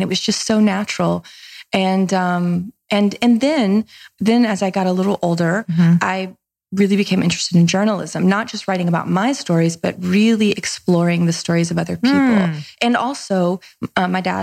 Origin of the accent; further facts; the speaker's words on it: Nashville, Tennessee, United States; accent: Southern; also born or lived in Mississippi; I'm from a small, small, tiny town in Mississippi. I grew up in Nashville. Mm-hmm. We moved there when I was a kid